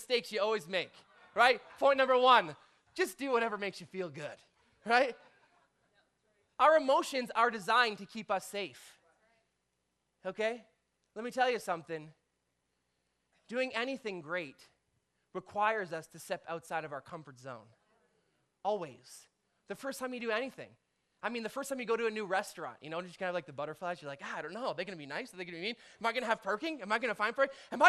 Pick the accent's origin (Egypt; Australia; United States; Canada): Canada; we're Canadian